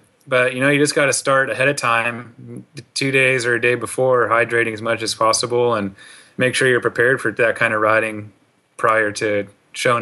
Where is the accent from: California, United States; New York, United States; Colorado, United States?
California, United States; Silicon Valley; I'm from the Silicon Valley